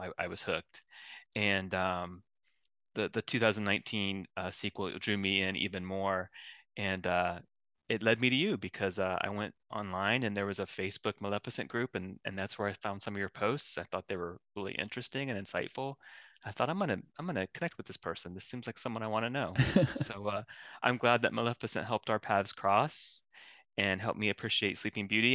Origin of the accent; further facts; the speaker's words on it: Columbus, Ohio, United States; I'm from Columbus, Ohio, and I work for Ohio State